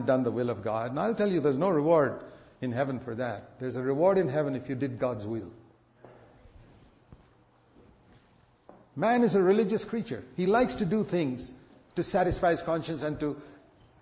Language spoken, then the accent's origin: English; India; I come from India